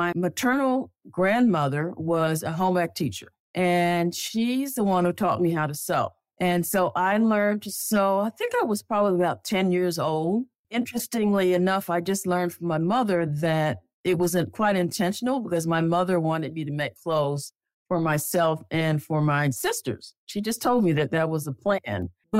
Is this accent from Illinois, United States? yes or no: no; Connecticut, United States; also born or lived in North Alabama; I was born in North Alabama. My dad was a chemist, and he worked for a company that moved us around, and we kind of settled up north in Connecticut.